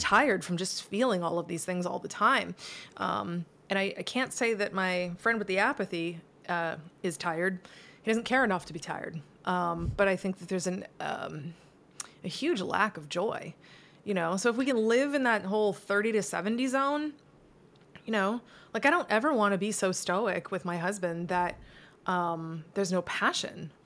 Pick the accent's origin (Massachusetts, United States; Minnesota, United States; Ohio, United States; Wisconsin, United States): Massachusetts, United States; moved away as an adult; now in Florida, United States; I'm from Massachusetts that's very cold